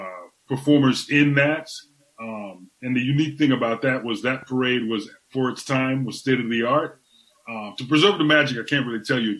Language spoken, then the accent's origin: English; Trinidad & Tobago; moved away; also born or lived in Tampa, Florida; I'm from Trinidad and Tobago, so I'm from the West Indies.